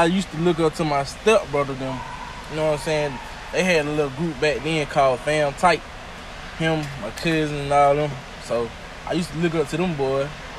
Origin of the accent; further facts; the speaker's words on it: Tuskegee, Alabama, United States; also born or lived in Greenville, Alabama; I'm from Greenville, Alabama. Raised in Tuskegee.